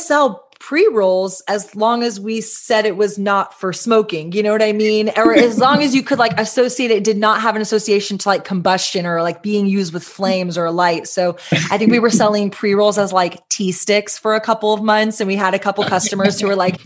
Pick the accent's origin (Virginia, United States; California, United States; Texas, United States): Texas, United States; as a Texan